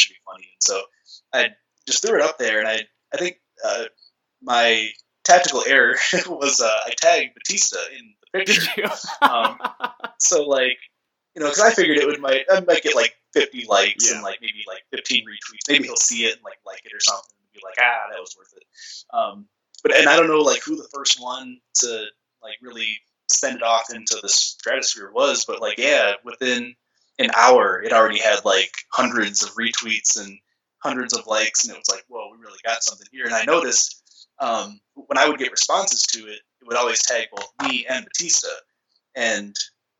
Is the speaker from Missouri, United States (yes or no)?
no; Chicago, Illinois, United States; growing up in Chicago in the 90s